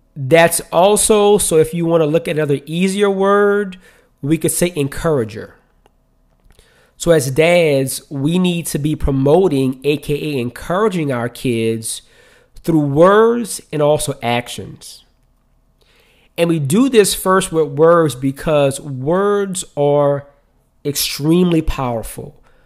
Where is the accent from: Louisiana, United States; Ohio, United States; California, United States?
Louisiana, United States; New Orleans; I'm from New Orleans, right? And so in New Orleans, like, when somebody comes in your house, it's very customary for them to speak.